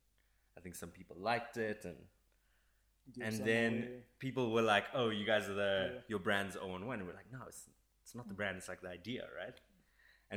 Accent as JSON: {"language": "English", "town": "Johannesburg", "region": "Gauteng", "country": "South Africa", "said": "we're all from Joburg"}